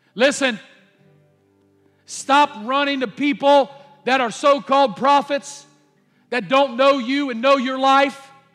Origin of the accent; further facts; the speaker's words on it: United States; I'm an American